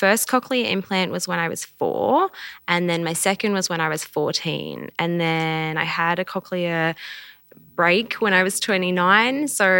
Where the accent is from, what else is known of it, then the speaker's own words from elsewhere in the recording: Melbourne, Victoria, Australia; now in Brisbane, Australia; This is my sign name. I was born deaf. I grew up in Melbourne and then I moved to Brisbane to be close to family.